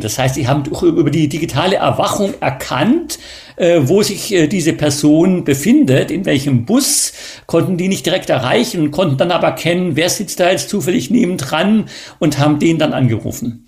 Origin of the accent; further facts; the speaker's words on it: Germany; moved away; also born or lived in China; wir als äh, Deutsche